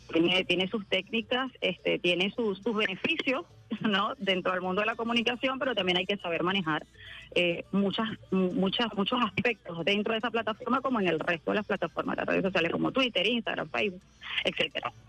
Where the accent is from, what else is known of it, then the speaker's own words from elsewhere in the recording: Venezuela; como pueblo venezolano